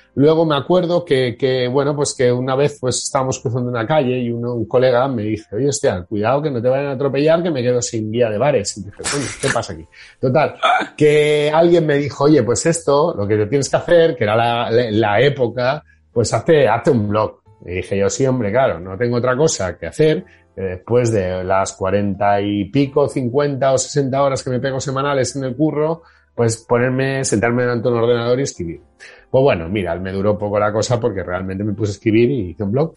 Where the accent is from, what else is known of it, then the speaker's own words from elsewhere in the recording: Barcelona, Catalonia, Spain; estaba cansadísimo en mi ciudad